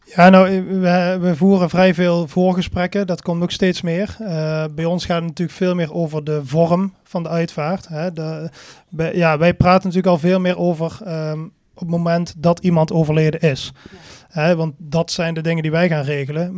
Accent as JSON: {"language": "Dutch", "town": "Venray", "region": "Limburg", "country": "Netherlands", "said": "Ik kom uit Venray. Dat is niet zo heel ver hier vandaan."}